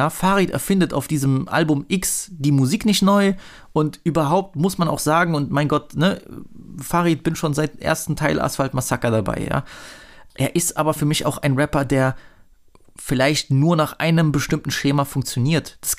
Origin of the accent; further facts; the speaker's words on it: East Germany, Germany; darf ich als Ossi eigentlich äh, Sheriffsis sagen?